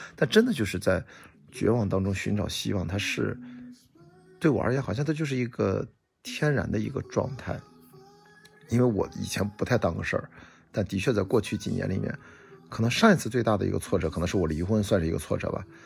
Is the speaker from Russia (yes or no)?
no; Qingdao, Shandong, China; 我在青岛呢，我们是丘陵地带，我们家后面是注水山公园，一百米，呃，可能八十多米的一个小山丘，但是这样的山丘很多